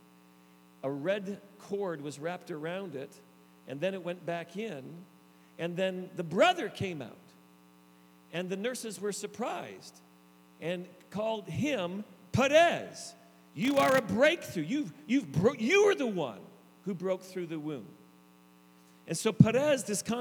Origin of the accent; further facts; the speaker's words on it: the East, Eastern Canada, Canada; also born or lived in Niagara Falls, Ontario, Canada; I grew up in the East